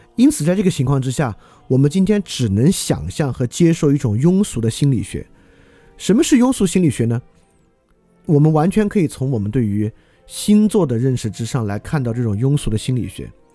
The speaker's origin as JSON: {"language": "Chinese", "country": "China", "said": "所以我们中国人没有卖过黑奴，没有屠杀过印第安人，没有杀过犹太人"}